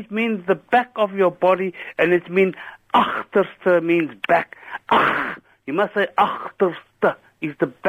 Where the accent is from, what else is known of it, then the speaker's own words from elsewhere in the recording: South Africa; accent: South African; I am a South African, and I put my South African accent, you know.